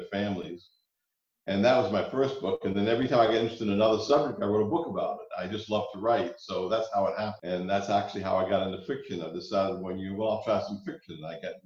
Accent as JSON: {"language": "English", "town": "Savannah", "region": "Georgia", "country": "United States", "tie": "born or raised there", "moved": "yes", "said": "when I grew up in Savannah"}